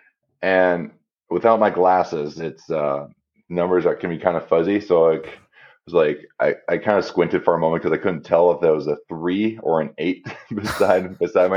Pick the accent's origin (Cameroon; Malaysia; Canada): Canada; me being Canadian